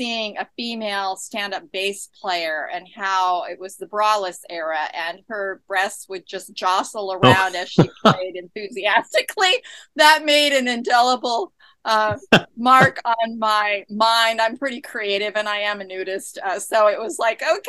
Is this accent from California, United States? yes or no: yes; San Diego, California, United States; now in Scottsdale, United States; I'm from San Diego originally, and I grew up in San Diego